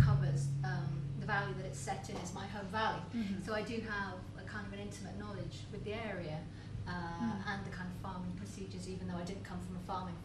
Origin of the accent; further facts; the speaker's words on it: Lake District, North West England, United Kingdom; I come from the Lake District